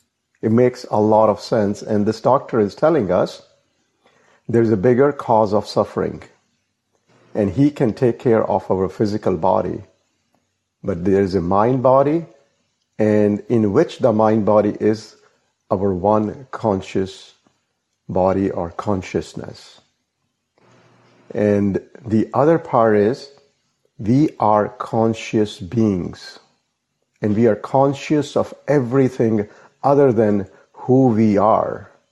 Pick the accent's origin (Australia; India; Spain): India; moved away as an adult; now in North America; I was born in India. I was raised in India, first 20 years of my life. Then I have spent the rest of the time here in North America.